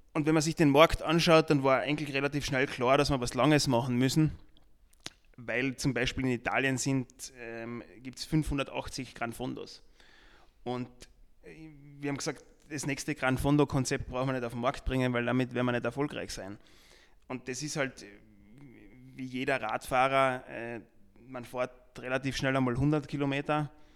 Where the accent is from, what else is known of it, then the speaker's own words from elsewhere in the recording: Austria; bei uns in Österreich und in Deutschland